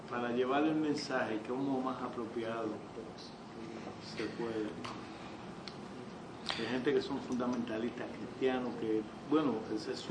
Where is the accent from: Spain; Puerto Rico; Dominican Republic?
Puerto Rico; yo soy de Puerto Rico y casi la mayoría es cristiano, y están los que no creen.